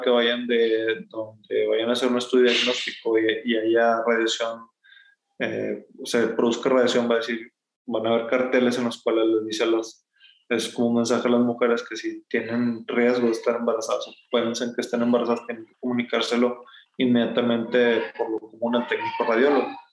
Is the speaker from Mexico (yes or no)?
yes; Sabinas Hidalgo, Nuevo León, Mexico; moved away as an adult; now in Monterrey, Mexico; yo soy originario de Sabinas Hidalgo, que está al norte de Monterrey, a más o menos una hora, hora y media en auto. Eh, ahí estuve hasta la prepa